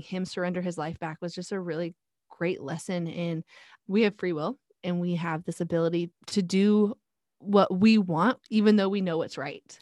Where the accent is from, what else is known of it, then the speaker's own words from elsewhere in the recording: North Pole, Alaska, United States; moved away as an adult; also born or lived in Fairbanks, Alaska; now in Texas, United States; I was actually born and raised in Fairbanks, but really my hometown was North Pole.